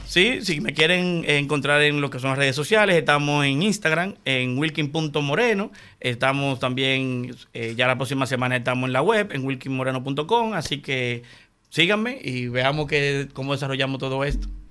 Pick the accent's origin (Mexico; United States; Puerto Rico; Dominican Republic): Dominican Republic; Santo Domingo, Distrito Nacional; yo soy nacido y criado en Villajuana, yo nací en el patio de los cagados